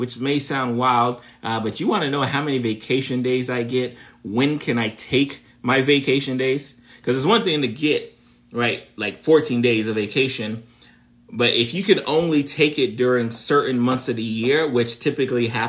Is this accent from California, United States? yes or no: no; South Florida, United States; I'm from South Florida, born and raised in South Florida